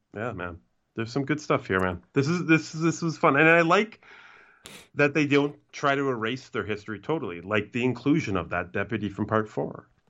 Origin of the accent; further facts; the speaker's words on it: Canada; I'm Canadian